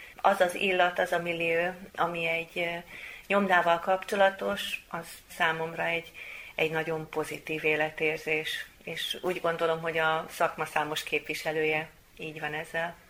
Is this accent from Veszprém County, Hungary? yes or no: yes; Veszprém, Veszprém County, Hungary; veszprémi származású vagyok